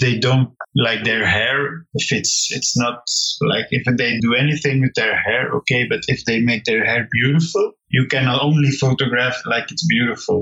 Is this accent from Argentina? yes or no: no; Flanders, Belgium; I come from Belgium. I live here in the northern part, the Dutch-speaking part of Belgium